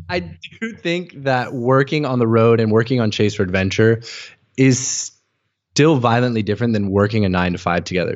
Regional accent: United States; moved away; also born or lived in Hanoi, Vietnam; growing up as an American, we hear a lot about the war

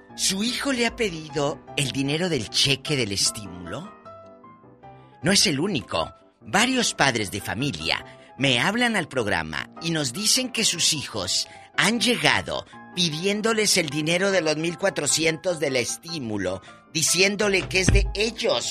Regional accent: Mexico; cómo somos los mexicanos

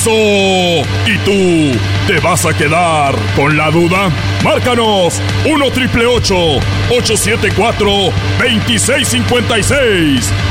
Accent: Durango, Mexico; Yo soy de Durango, palabra de honor.

